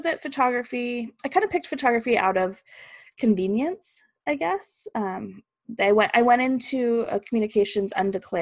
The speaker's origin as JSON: {"language": "English", "town": "Fallbrook", "region": "California", "country": "United States", "tie": "born or raised there", "also_born_or_lived": "Peoria, Illinois", "moved": "as an adult", "said": "I grew up in Southern California. It's this little town called Fallbrook. It's all the way north San Diego."}